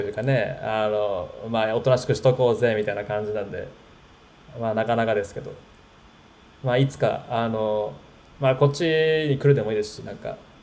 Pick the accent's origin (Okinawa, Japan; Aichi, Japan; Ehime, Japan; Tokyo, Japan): Tokyo, Japan; 僕は、あの、東京出身の人なんで